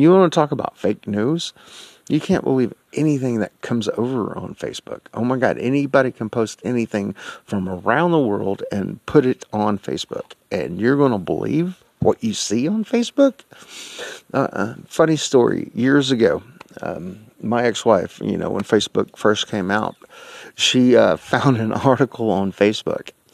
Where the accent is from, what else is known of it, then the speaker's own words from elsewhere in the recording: United States; I'm an American.